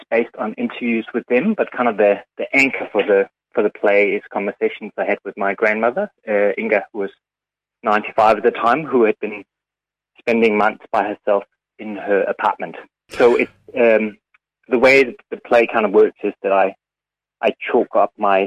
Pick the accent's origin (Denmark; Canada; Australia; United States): Denmark; moved away as an adult; now in New Zealand; I grew up in Denmark, and I came to New Zealand in 2001, I think it was, when I was in my mid-20s